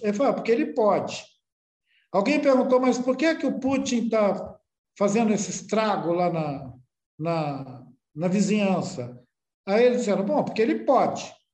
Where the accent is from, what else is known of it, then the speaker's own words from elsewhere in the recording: Brazil; daqui da beira do rio, onde eu nasci